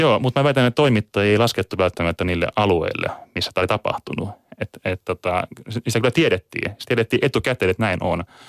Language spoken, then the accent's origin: Finnish; Kotka, Kymenlaakso, Finland; now in Tampere, Finland; olen muuttanut Tampereelle joskus vuonna 2002 ja olen lähtöisin Kotkasta